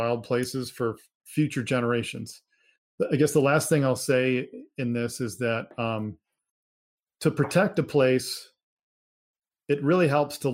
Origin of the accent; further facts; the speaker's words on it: Minnesota, United States; I grew up in Minnesota